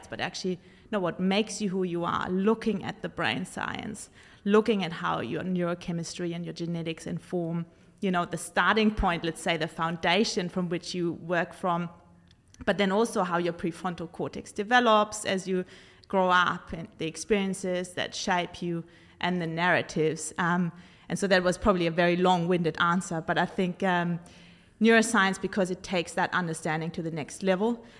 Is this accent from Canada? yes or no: no; Germany; I grew up in Germany as the child of two psychotherapist parents